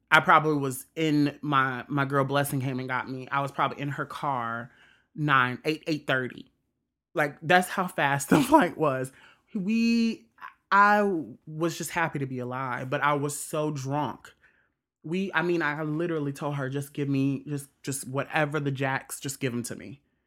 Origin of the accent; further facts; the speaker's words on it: Mississippi, United States; also born or lived in Indiana; I consider Mississippi is my home